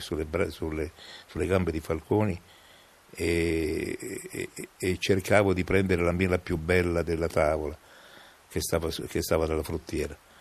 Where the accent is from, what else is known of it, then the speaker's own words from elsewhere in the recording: Rome, Lazio, Italy; accent: romanesco; il mio accento, eh, si sentisse troppo romanesco